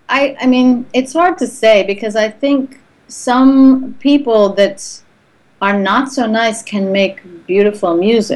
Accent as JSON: {"language": "English", "town": "Doylestown", "region": "Pennsylvania", "country": "United States", "tie": "born or raised there", "moved": "yes", "lives_now": "Los Angeles, United States", "said": "I live in L.A. now, but I'm from Pennsylvania."}